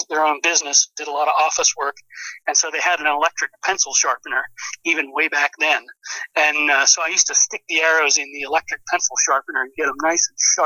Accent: Pennsylvania, United States; moved away as an adult; also born or lived in Oklahoma / Texas / upstate New York; I grew up here in Pennsylvania

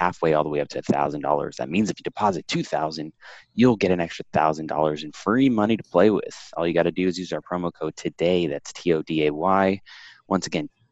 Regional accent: Miami, Florida, United States; my hometown in South Beach

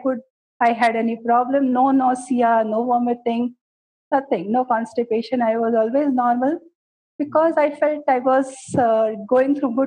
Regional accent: Gujarat, India; also born or lived in Karnataka / Mumbai; now in Bangalore, India; I belong to Karnataka, basically, because I was brought up in Gujarat

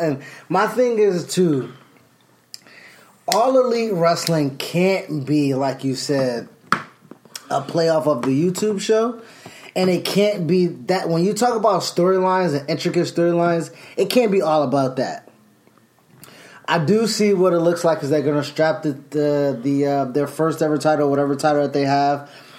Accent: Alabama, United States; He's Texas. I'm from Alabama.

